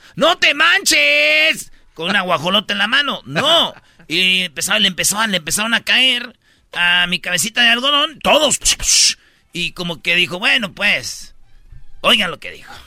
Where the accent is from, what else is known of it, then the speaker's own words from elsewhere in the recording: Mexico; somos mexicanos